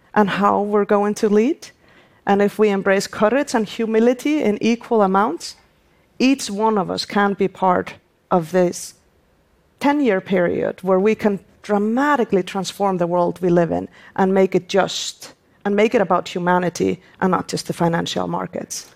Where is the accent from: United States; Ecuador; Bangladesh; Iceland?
Iceland; my home country, Iceland